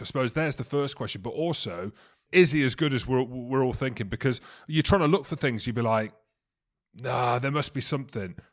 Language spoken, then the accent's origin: English; Coventry, West Midlands, United Kingdom; moved away; I'm from Coventry originally